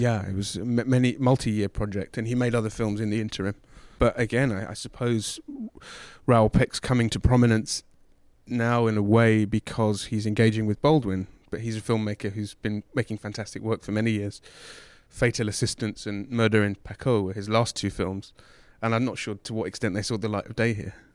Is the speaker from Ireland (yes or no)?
no; England, United Kingdom; growing up in England